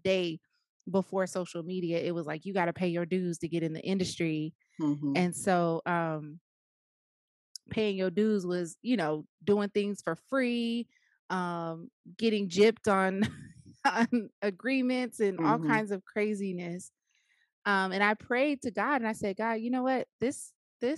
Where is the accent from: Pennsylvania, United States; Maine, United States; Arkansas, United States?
Arkansas, United States; Jacksonville; moved away as an adult; also born or lived in Riverside, California; now in Moreno Valley, United States; I am originally from Arkansas, Jacksonville, Arkansas, to be exact.